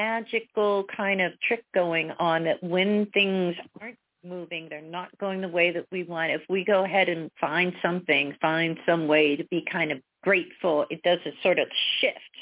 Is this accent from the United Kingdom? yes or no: no; Pennsylvania, United States; moved away; from Pennsylvania originally